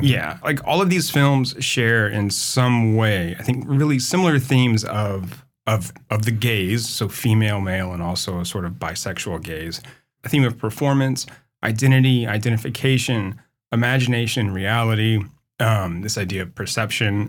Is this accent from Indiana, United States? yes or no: yes; Indianapolis, Indiana, United States; I grew up in Indiana. Indianapolis